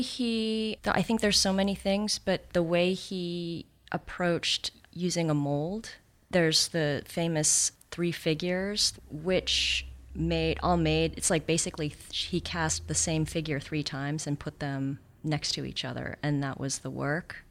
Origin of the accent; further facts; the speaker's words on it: Santa Monica, California, United States; also born or lived in New Zealand / Exeter, England; We moved to the States when I was three. I consider myself American, but I was born in New Zealand, so I'm also a New Zealander, but probably more American. and I grew up in Santa Monica